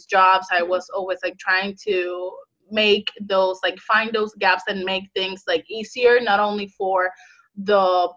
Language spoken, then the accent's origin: English; Puerto Rico; moved away as an adult; now in United States; I'm originally from Puerto Rico, I moved to United States 3 years ago